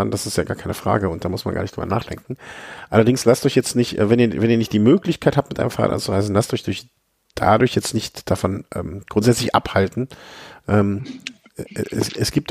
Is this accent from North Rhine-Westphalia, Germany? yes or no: yes; Düsseldorf, North Rhine-Westphalia, Germany; born there; Ja also ich, ich bin ja geborener Düsseldorfer, auch wenn das äh, zwischendurch hier nicht so unbedingt, äh, deswegen kenne ich mich da noch so ein bisschen aus.